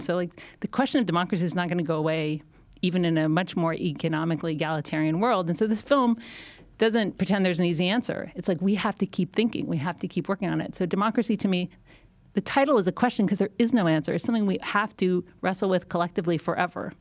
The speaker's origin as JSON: {"language": "English", "country": "Canada", "moved": "yes", "lives_now": "United States", "said": "I'm, I'm Canadian."}